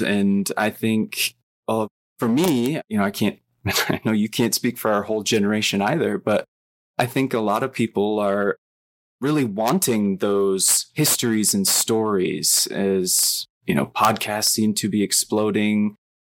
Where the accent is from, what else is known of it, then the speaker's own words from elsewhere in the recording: outside of Flint, Michigan, United States; I grew up in Michigan, outside of Flint